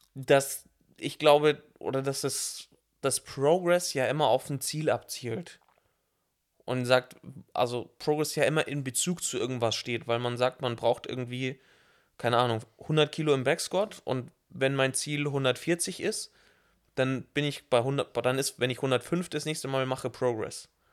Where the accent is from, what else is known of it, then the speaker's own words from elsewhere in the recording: southeast Germany, Germany; ich bin ja aus dem Süden, Ost, da wo es Berge gibt